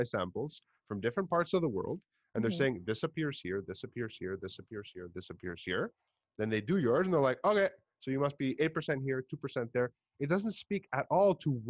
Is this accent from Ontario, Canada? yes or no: no; Montreal, Quebec, Canada; accent: Montreal; I speak English with a very Montreal kind of accent, like very typical